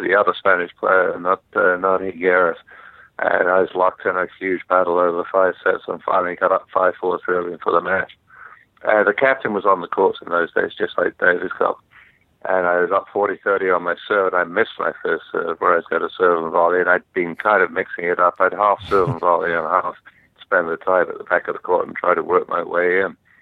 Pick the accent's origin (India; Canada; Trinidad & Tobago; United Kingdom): United Kingdom; London; grew up in uh, in London, England